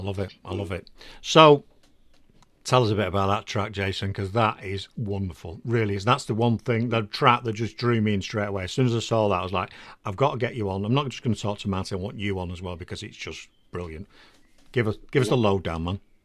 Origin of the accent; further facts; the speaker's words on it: England, United Kingdom; also born or lived in Netherlands; I'm English.